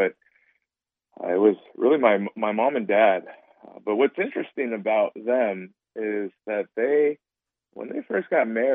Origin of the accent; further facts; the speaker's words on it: Cupertino, California, United States; moved away as an adult; now in Chicago, United States; I grew up in a town called Cupertino